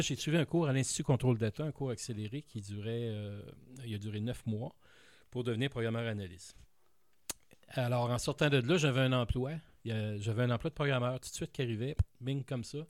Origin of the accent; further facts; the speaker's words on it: Montreal, Quebec, Canada; J'ai grandi à Montréal, dans l'est de Montréal